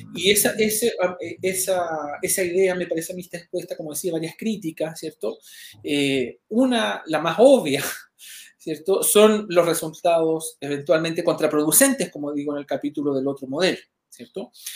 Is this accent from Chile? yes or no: yes; Chile